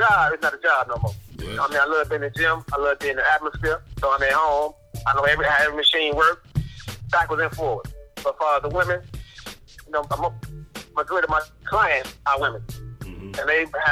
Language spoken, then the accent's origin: English; Chicago, Illinois, United States; I'm from West Side Chicago, down and dirty